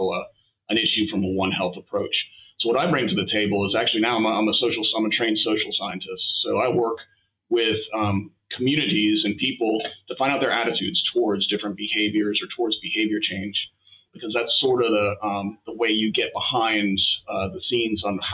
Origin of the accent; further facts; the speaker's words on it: Scottsville, United States; moved away; also born or lived in United Kingdom; when I was growing up in Scottsville